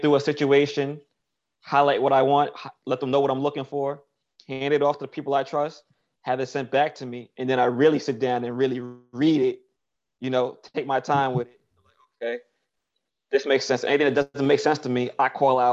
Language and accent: English; New York City, New York, United States; I come from Best Eye, Brooklyn